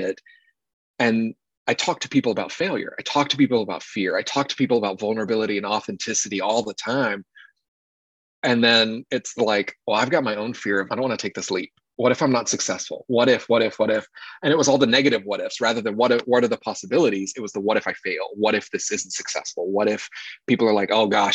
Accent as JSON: {"language": "English", "region": "North Carolina", "country": "United States", "tie": "born or raised there", "said": "born and raised in North Carolina"}